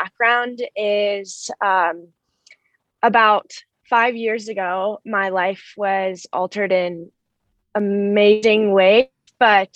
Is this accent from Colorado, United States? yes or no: yes; Denver, Colorado, United States; moved away as an adult; also born or lived in High Point, North Carolina; I'm coming from Denver, Colorado, and this is my home